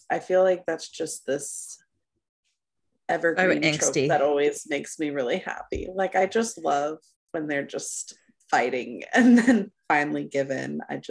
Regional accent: Texas, United States; When I was in high school, I was on a dance squad, and I live in Texas. So, you know, Texas football is king

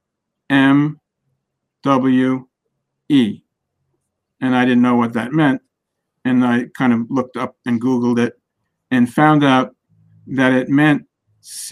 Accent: Great Neck, New York, United States; I grew up in Great Neck, fairly affluent, we were well off

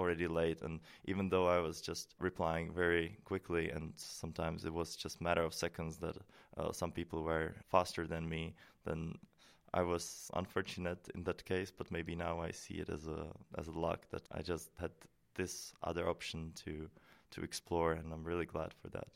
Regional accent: Prague, Czechia; moved away as an adult; now in Maastricht, Netherlands; I come from Czech Republic, from Prague

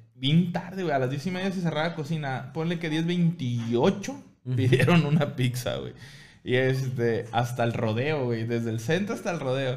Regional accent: Mexico; también soy mexicano

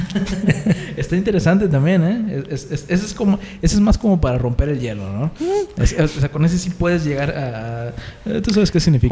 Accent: Tampico, Tamaulipas, Mexico; somos oriundos de, de Ciudad Tampico, Tamaulipas

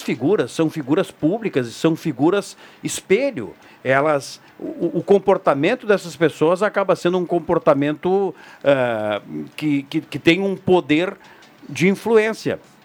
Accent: Brazil; Nós, como brasileiros

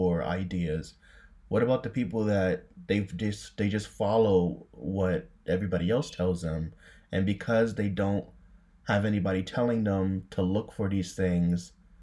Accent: United States; Me being an American

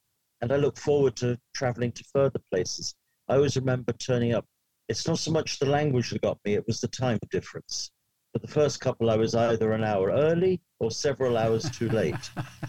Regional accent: Ireland; As Irish people, we tend to speak very quickly.

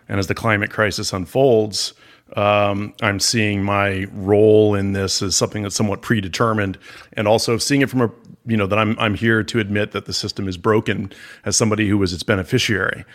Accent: Palm Beach, Florida, United States; I grew up in Palm Beach, Florida

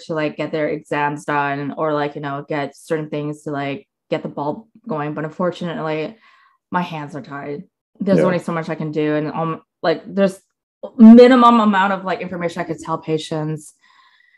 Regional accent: Coquitlam, British Columbia, Canada; also born or lived in Ontario; now in South Surrey, Canada; I was born and raised in Coquitlam

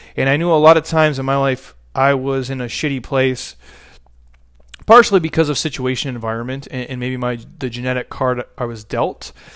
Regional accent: United States; I was born in America

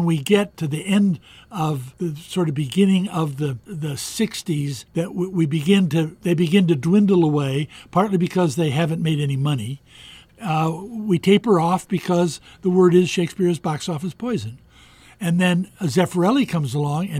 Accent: United States; I'm an American

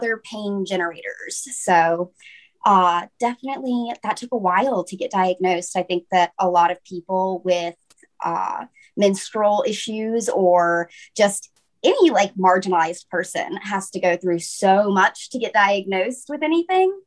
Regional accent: Piedmont area, North Carolina, United States; I'm from North Carolina, from the Piedmont area

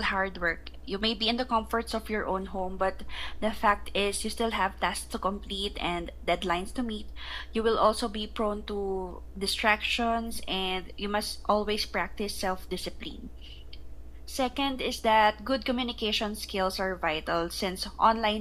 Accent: Philippines; also born or lived in Cambodia; I'm from the Philippines

